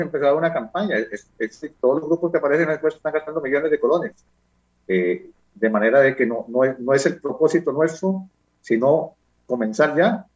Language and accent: Spanish; Costa Rica; me defino como un costarricense